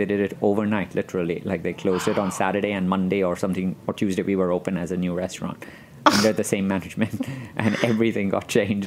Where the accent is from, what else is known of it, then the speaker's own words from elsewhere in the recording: Mumbai, Maharashtra, India; moved away as an adult; now in New York, United States; I grew up in Bombay, but I am Persian